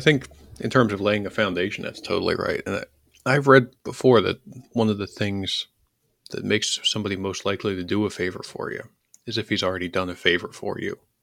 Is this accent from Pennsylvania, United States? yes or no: yes; Philadelphia, Pennsylvania, United States; I'm from Philly.